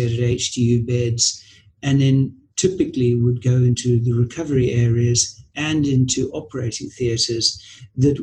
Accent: Zimbabwe; now in United Kingdom; I was born and brought up in Zimbabwe

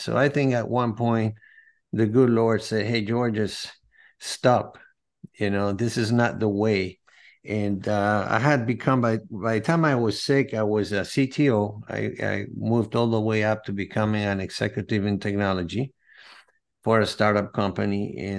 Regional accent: Venezuela; I'm from Venezuela. I was born in Venezuela from a Greek and Spanish from Madrid parents. They migrated to Venezuela after World War II.

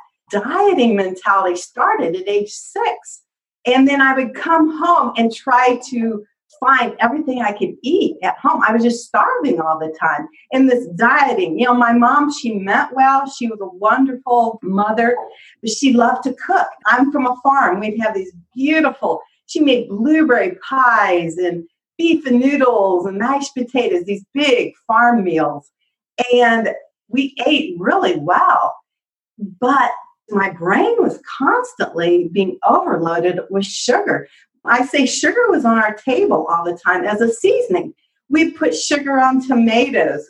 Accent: Indiana, United States; I'm from Indiana

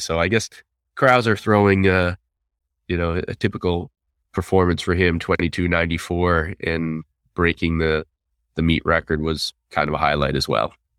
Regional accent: United States; as an American

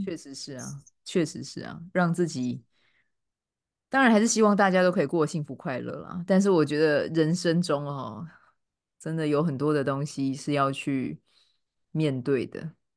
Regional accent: Kaohsiung, Taiwan; accent: Chiayi coastal (haikou) Taiwanese; moved away as an adult; now in United Kingdom; 虽然说我是高雄人，可我爸妈都嘉义嘛

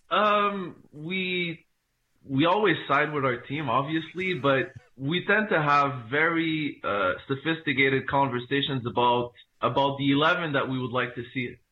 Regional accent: Montreal, Quebec, Canada; I am from Montreal. I was born in Canada, uh, but my family is from, uh, Morocco.

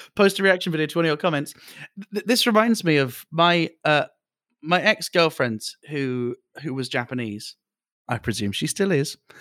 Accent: United Kingdom; even as a British person

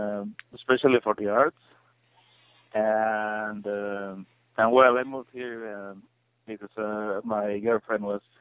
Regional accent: Puebla, Mexico; English is a second language; My passion, I think, comes from looking at a lot of books my mom had when I was growing up in Puebla, which is a small city south of Mexico City.

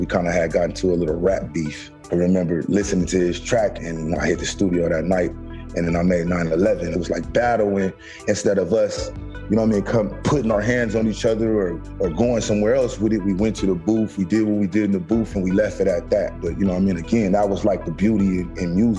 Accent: San Diego, California, United States; Born and raised in Southeast San Diego, a little on the tougher side

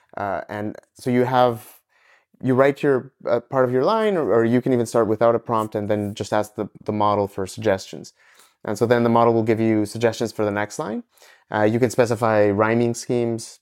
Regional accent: Ecuador; moved away as an adult; also born or lived in Montreal, Canada; originally I'm from Ecuador, uh, and I moved to Canada after high school

